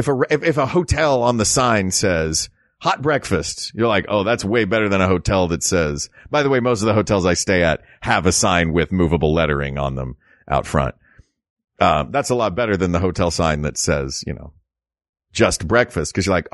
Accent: the South, United States; Like, I'm from the South. We did stuff like that.

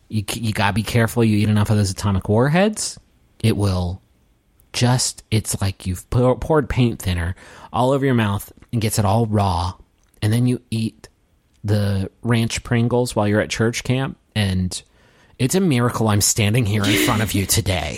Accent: Appalachia, United States; I'm from Appalachia

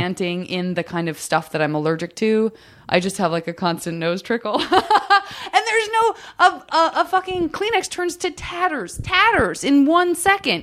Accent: Tucson, Arizona, United States; I'm from Tucson

